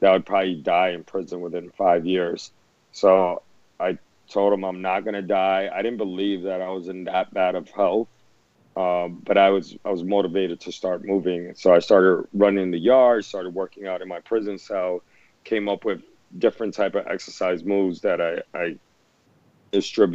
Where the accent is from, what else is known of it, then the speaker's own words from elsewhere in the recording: New York City, New York, United States; my experiences growing up in the Lower East Side